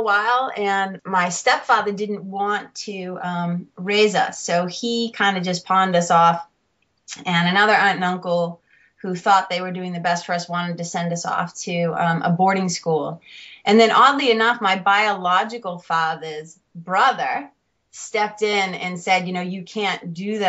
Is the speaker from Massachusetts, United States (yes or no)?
yes; Lawrence, Massachusetts, United States; I grew up in Lawrence, Mass. Lawrence is about 30 minutes north of Boston.